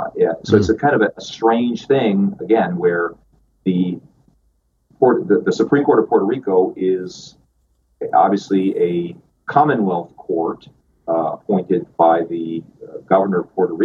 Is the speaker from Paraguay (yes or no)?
yes; Paraguay; English is a second language; also born or lived in Spain / Chile / Venezuela; I was born in Spain, and my father was in the Foreign Service, and so I grew up in Paraguay, Chile, and Venezuela. So I'm bilingual in Spanish and English